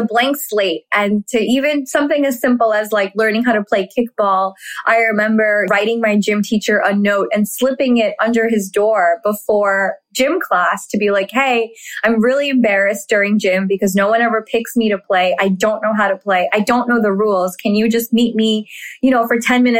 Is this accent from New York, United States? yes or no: yes; New York City, New York, United States; born or raised there; English is a second language; also born or lived in Firozabad, Uttar Pradesh, India